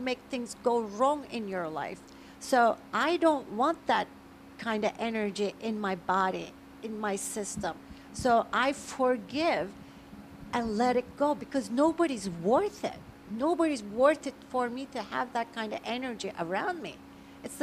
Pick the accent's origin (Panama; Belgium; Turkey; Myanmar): Turkey; now in United States; I was born originally in Turkey.